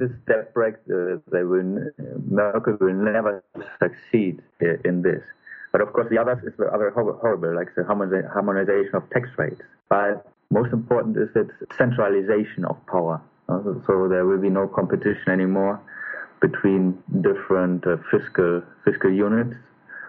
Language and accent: English; North Rhine-Westphalia, Germany; English is a second language; moved away as an adult; now in Madrid, Spain; I'm from Westphalia, close to Münster and Osnabrück, so in the northwest.